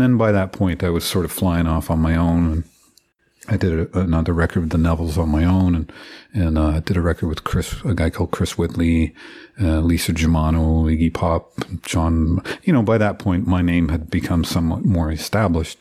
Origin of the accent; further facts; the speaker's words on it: Deep River, Ontario, Canada; I grew up in, uh, Deep River, which is sort of, it's kind of almost exactly halfway along, uh, Highway seventeen, Trans-Canada Highway, uh, between Ottawa and North Bay